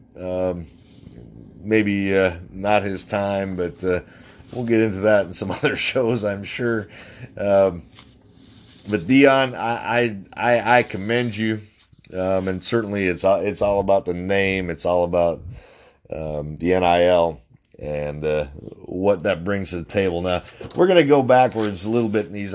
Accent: North Dakota, United States; I'm from North Dakota.

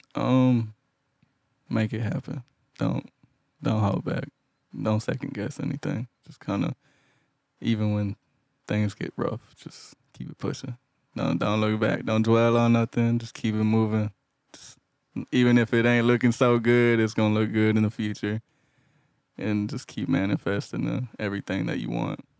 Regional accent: Houston, Texas, United States; I'm from Houston

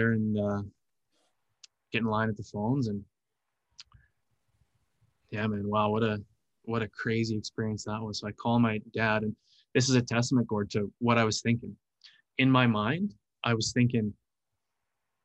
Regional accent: Canada; I'm from Canada

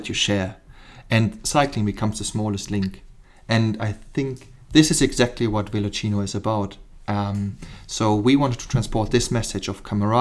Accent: Germany; English is a second language; moved away as an adult; also born or lived in Cape Town, South Africa; now in Chilterns, United Kingdom; I'm German by trade. I'm born and bred in Germany

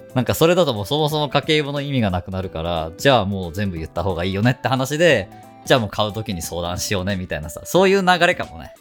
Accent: Fukuoka, Japan; moved away as an adult; now in Ibaraki, Japan; 地元が福岡だからね

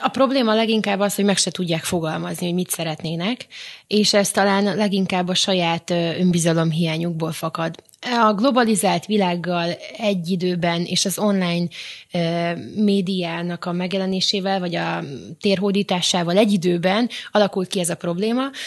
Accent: Vojvodina, Serbia; moved away; vajdaságban eleve kisebbségben éltünk, nőttünk fel

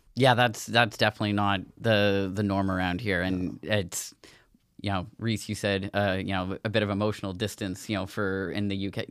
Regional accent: Nova Scotia, Canada

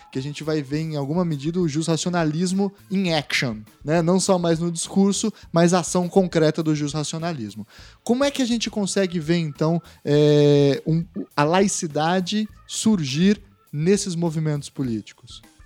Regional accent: Brazil; enquanto brasileiros

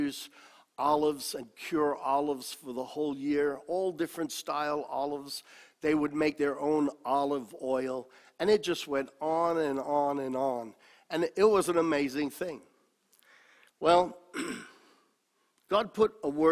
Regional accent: New York City, New York, United States; also born or lived in Italy; I was growing up in New York City, Italian by descent, but totally separated from my Italian heritage

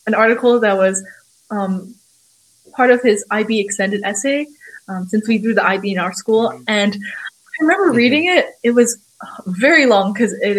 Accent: Hong Kong; now in Shanghai, China; I'm from Hong Kong, even though I've been living in Shanghai for almost 6 years now

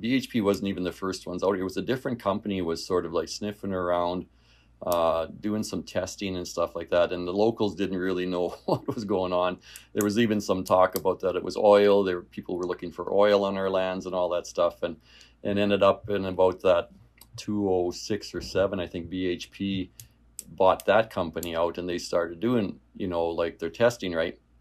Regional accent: LeRoy, Saskatchewan, Canada; I'm from Leroy originally. That's my hometown. Uh, born and raised there, farmed in that area.

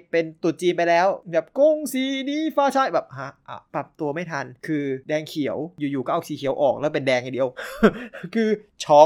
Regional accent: Thailand; moved away; also born or lived in China

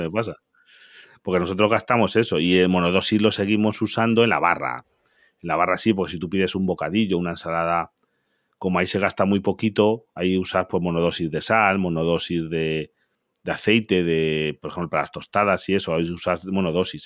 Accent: Galicia, Spain; yo soy de Galicia

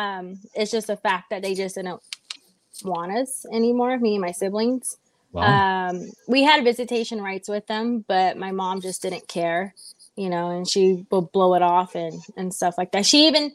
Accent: Inglewood, California, United States; also born or lived in San Bernardino / Chino; I grew up in Inglewood, San Bernardino, Chino. I grew up literally everywhere. I was in foster homes throughout the whole SoCal.

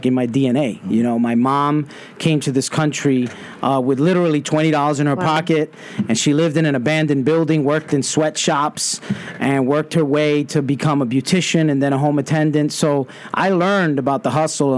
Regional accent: New York City, New York, United States; growing up in Brooklyn, going to public schools

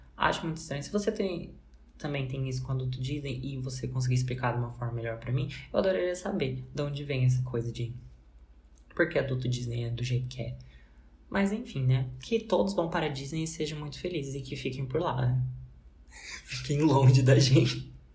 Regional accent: Brazil; como brasileiro

